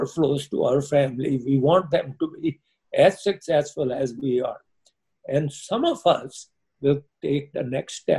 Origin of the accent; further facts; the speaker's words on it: India; now in United States; I come from India.